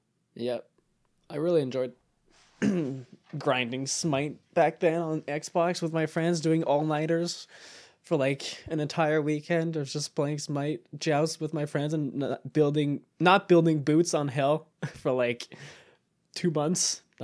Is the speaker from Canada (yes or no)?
yes; Canada; French-Canadian. I'm Canadian.